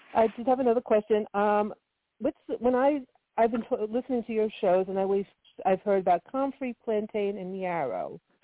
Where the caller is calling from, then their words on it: New Jersey, United States; I'm calling from New Jersey, not too far from you.